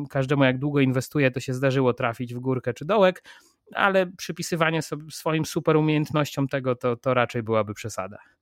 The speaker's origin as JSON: {"language": "Polish", "country": "Poland", "said": "jestem z Polski"}